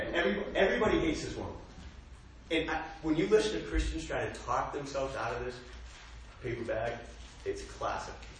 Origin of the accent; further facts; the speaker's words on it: United States; growing up in America